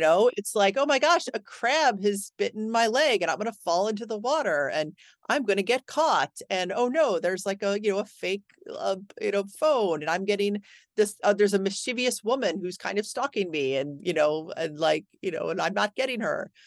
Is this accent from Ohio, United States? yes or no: yes; Cleveland, Ohio, United States; I grew up in Cleveland